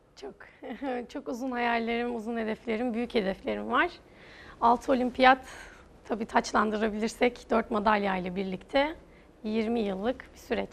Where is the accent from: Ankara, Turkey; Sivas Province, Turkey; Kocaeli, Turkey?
Ankara, Turkey; Ankara'da doğdum, büyüdüm. Hala orada spor hayatıma devam ediyorum